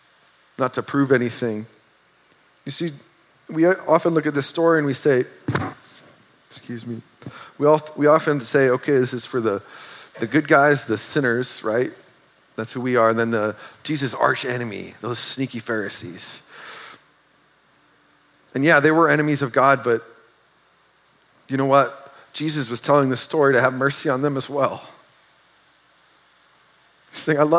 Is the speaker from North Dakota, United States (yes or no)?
yes; North Dakota, United States; moved away; we're from North Dakota